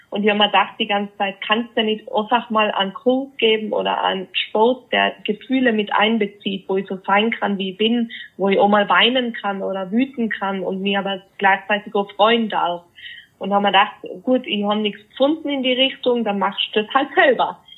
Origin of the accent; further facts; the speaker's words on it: Innsbruck, Tyrol, Austria; ich komme ja aus Innsbruck, Österreich, wie du schon